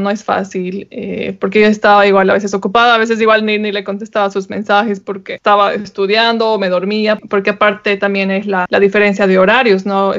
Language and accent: Spanish; Bolivia; moved away